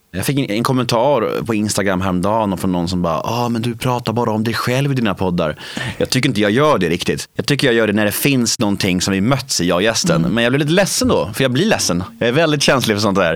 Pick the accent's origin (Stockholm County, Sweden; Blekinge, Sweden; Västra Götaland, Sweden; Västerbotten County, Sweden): Stockholm County, Sweden; Värmdö; also born or lived in Södermalm, Stockholm; jag föddes på Södermalm i Stockholm och när jag var sex år gammal flyttade vi till Värmdö och där bodde vi i ett kollektiv